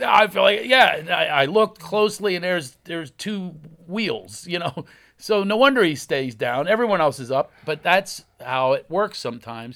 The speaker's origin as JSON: {"language": "English", "town": "Philadelphia", "region": "Pennsylvania", "country": "United States", "accent": "Philly"}